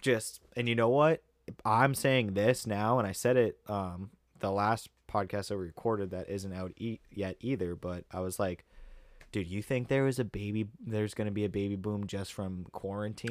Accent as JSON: {"language": "English", "town": "Pepperell", "region": "Massachusetts", "country": "United States", "tie": "born or raised there", "said": "I grew up in Pepperell"}